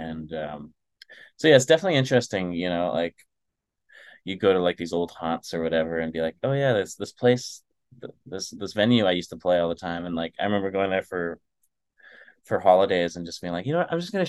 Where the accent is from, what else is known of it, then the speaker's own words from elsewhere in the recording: Manitoba, Canada; also born or lived in Winnipeg / Dryden / Kenora; And then we moved from the Paw, Manitoba to Winnipeg, where we lived for a little bit. And then we kind of lived in like these little small towns between Winnipeg to kind of rural Thunder Bay, because we lived in like Dryden and Kenora.